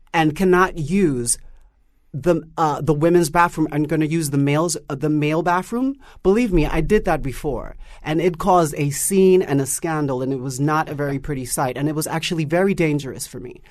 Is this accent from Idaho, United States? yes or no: no; New York City, New York, United States; my experience growing up in Harlem, was very, very harsh